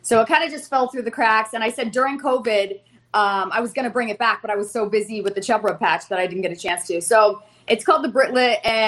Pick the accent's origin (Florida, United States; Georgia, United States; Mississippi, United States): Florida, United States; Fort Lauderdale; Hello, sharks. … I'm from Fort Lauderdale, Florida.